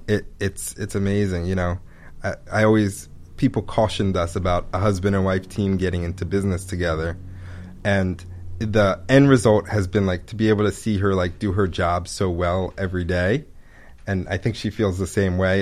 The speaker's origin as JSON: {"language": "English", "town": "Pikesville", "region": "Maryland", "country": "United States", "tie": "born or raised there", "also_born_or_lived": "Ithaca, New York", "lives_now": "Baltimore, United States", "said": "I grew up in Pikesville"}